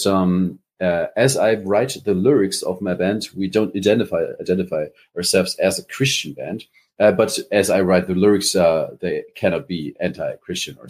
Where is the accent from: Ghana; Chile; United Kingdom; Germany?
Germany; accent: German; English is a second language; Is my accent too hard? Is it too German?